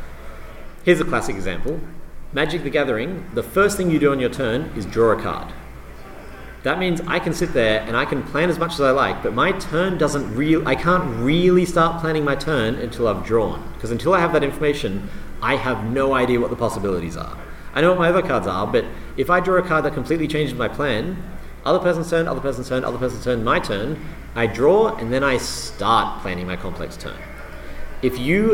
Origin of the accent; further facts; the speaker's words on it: Australia; I'm Australian.